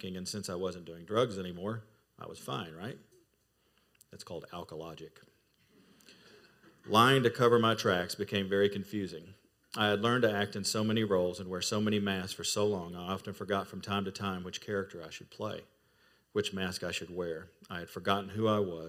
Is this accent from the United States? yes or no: yes; Kentucky, United States; moved away as an adult; also born or lived in Fort Lauderdale, Florida; my home state of Kentucky